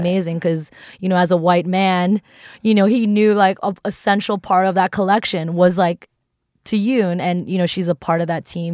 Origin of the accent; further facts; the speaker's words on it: East Coast, United States; also born or lived in New York; I grew up on the East Coast